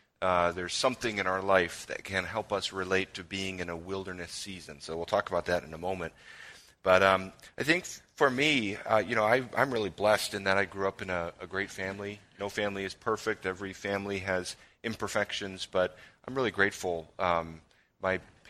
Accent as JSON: {"language": "English", "area": "Chicago suburbs", "region": "Illinois", "country": "United States", "tie": "born or raised there", "said": "I grew up in the Chicago suburbs"}